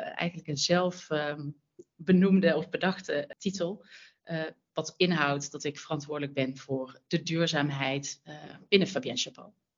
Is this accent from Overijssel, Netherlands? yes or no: no; North Brabant, Netherlands; accent: zachte G; moved away as an adult; now in Amsterdam, Netherlands; Mijn zachte G verraadt het al, een Brabander, maar wel al twintig jaar in Amsterdam